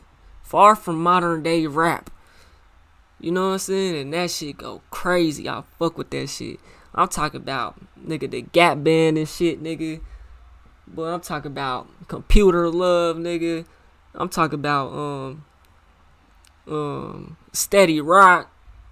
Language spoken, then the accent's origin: English; Muskogee, Oklahoma, United States; also born or lived in Tulsa, Oklahoma; So y'all know I'm from Oklahoma, right? I'm from Muskogee. I was born in Tulsa type of shit, you know what I'm saying? I moved to Muskogee when I was when I was like 5